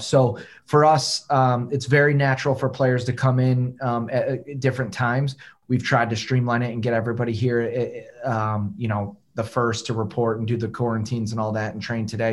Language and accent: English; Detroit, Michigan, United States; now in Memphis, United States; I'm from Detroit.